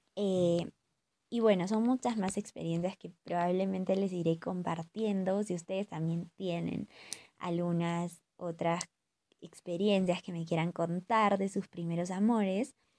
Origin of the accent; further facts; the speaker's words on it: Huancayo, Junín, Peru; moved away; estoy pasando la cuarentena con mi familia en mi ciudad natal, que es Huancayo. Eh, y bueno, estoy durmiendo en el cuarto en el que he crecido